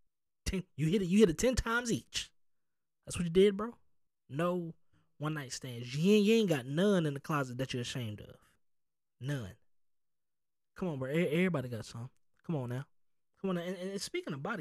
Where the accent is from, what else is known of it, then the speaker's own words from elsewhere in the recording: the South, United States; I'm from the South